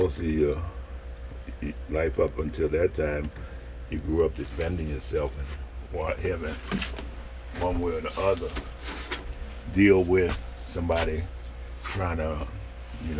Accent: New Orleans, Louisiana, United States; moved away; I grew up in New Orleans and I didn't know nothing but New Orleans

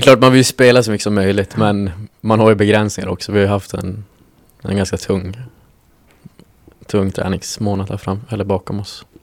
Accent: Norrbotten County, Sweden; moved away; jag kommer ifrån, jag kommer ifrån Norrbotten

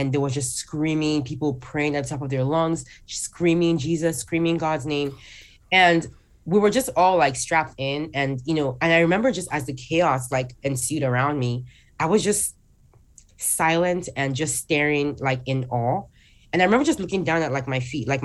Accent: Nigeria; moved away; I still lived in my home country, Nigeria. That's where I was born and raised.

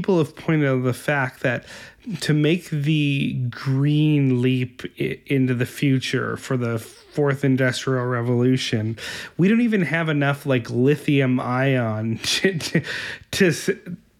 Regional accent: Winnipeg, Manitoba, Canada; I'm from Winnipeg

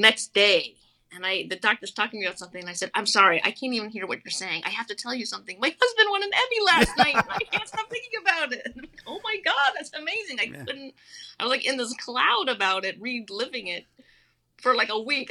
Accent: New York, United States; I'm from New York.

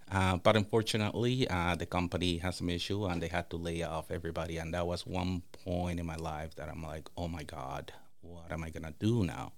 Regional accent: Dominican Republic; also born or lived in Toronto, Ontario, Canada; now in St. Peters Bay, Canada; growing up in the Dominican Republic

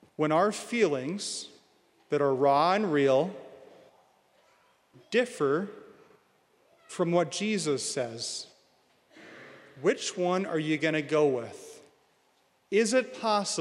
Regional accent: Williston, North Dakota, United States; now in Bismarck, United States; I'm from Williston

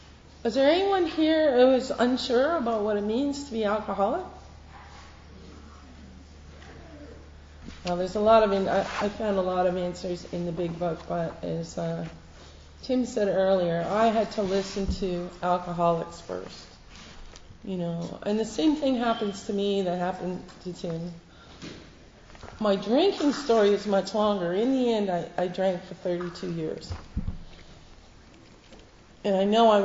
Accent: Canada; now in United Kingdom; I'm not American, I'm Canadian

